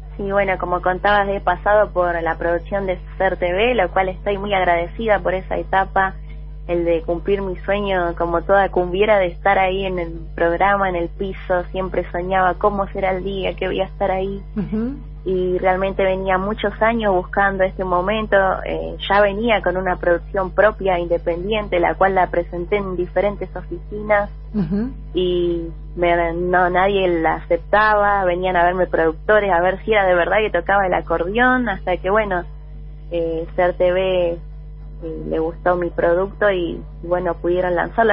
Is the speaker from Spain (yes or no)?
no; Buenos Aires, Argentina; yo nací en Capital Federal, en Buenos Aires. Soy del barrio de San Telmo